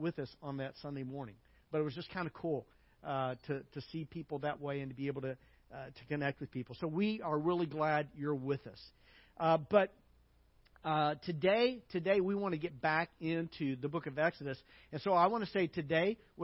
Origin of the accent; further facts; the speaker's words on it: United States; moved away; also born or lived in Hungary; as an American